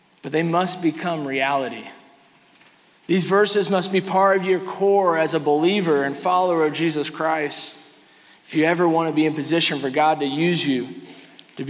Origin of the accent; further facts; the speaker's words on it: Kansas City, Missouri, United States; moved away as an adult; now in Ocala, United States; I grew up in here. I grew up in Kansas City. I graduated from Raytown South in 2005